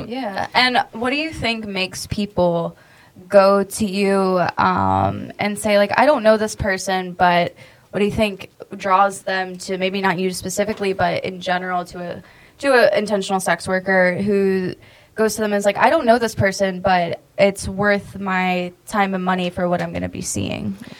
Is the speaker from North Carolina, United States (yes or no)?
yes; North Carolina, United States; I grew up in North Carolina